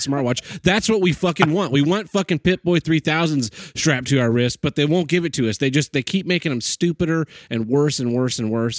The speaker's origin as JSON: {"language": "English", "region": "Oklahoma", "country": "United States"}